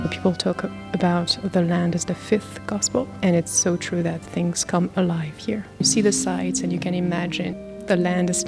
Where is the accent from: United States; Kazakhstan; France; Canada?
France; moved away as an adult; I was raised an atheist in France, and I went to England when I was studying for my PhD.